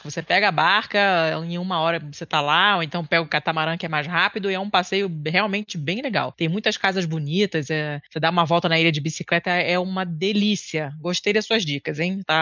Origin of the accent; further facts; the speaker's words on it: Rio de Janeiro, Brazil; Eu sou carioca, e, então conheço bem, já tive várias vezes